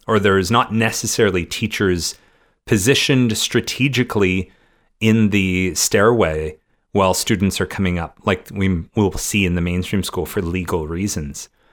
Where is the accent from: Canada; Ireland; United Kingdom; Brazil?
Canada; growing up in Canada